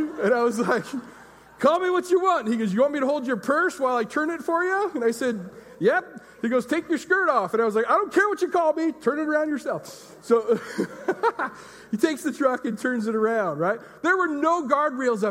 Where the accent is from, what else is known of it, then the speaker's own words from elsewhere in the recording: Enumclaw, Washington, United States; I was from Enumclaw